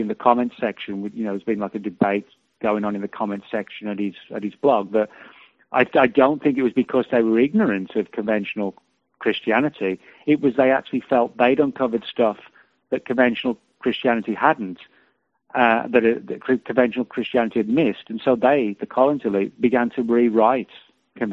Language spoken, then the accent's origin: English; United Kingdom; now in United States; I'm from Britain